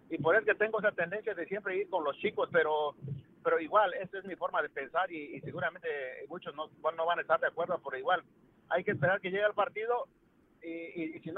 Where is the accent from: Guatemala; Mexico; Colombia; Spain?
Mexico; now in Chicago, United States; como mexicano yo claro, claro y quiero que gane un equipo mexicano